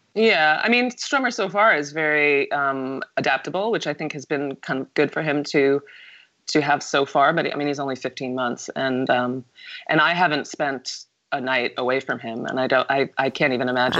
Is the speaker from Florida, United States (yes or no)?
no; New York, United States; I'm from New York